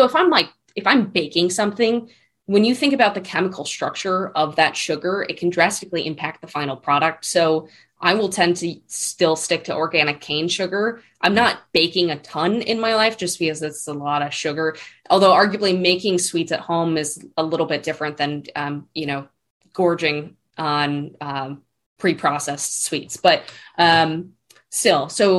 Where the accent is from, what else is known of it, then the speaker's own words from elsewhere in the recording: East Coast, United States; You know, growing up on the East Coast, maple, like real maple syrup